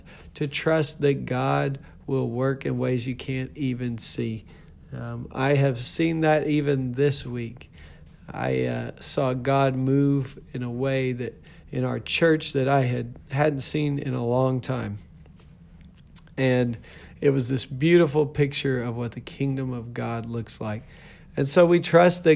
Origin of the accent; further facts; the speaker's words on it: Lubbock, Texas, United States; I was born in Lubbock, Texas